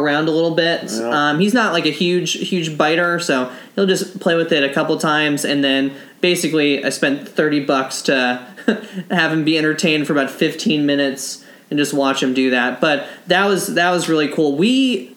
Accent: Pennsylvania, United States; back home in my hometown of Pennsylvania

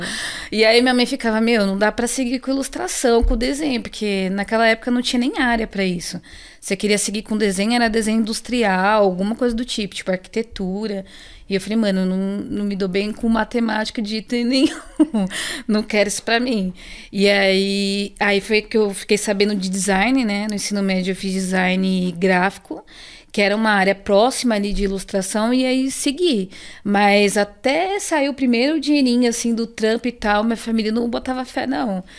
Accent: São Paulo, Brazil; eu nasci no Arariba, ali no Ingá, bem aqui próxima

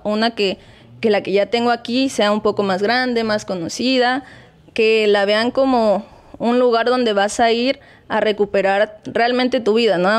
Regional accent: Chilpancingo, Guerrero, Mexico; also born or lived in Acapulco; ellos son de ese pueblo y hemos estado aquí en Chilpancingo

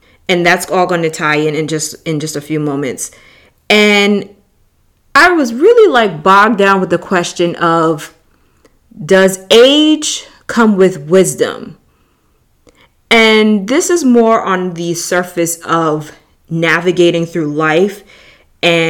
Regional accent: New York City, New York, United States; moved away as an adult; I'm originally from New York. So when you've been born and raised in a city like

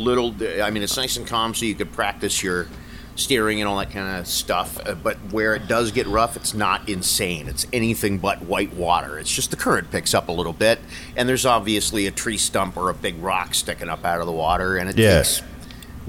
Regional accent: Niagara Falls, Ontario, Canada; I was lucky growing up in Niagara Falls

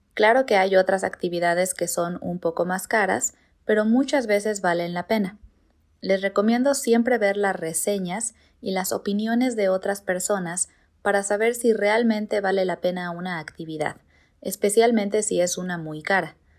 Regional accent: Morelia, Michoacán, Mexico; now in Mexico City, Mexico; yo no nací en Ciudad de México, yo nací en otra ciudad llamada Morelia

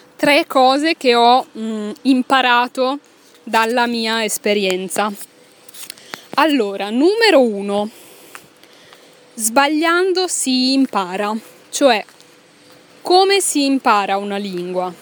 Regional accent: Italy; moved away as an adult; io ero una giovane insegnante italiana che doveva parlare in francese

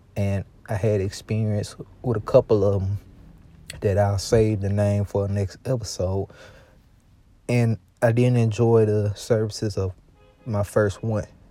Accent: Louisiana, United States; I'm from Louisiana and, um, I'm from a part of Louisiana

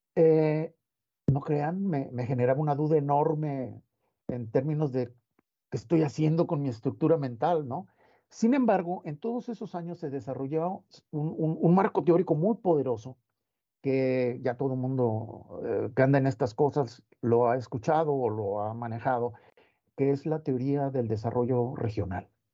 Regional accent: La Paz, Baja California Sur, Mexico; yo soy de La Paz, en California Sur, y, pues contacto con el mar este, me marcó de, por vida

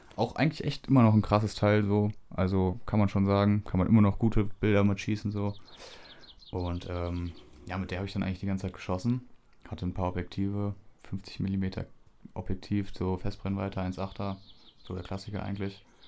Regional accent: Düsseldorf, North Rhine-Westphalia, Germany; bei uns in Düsseldorf

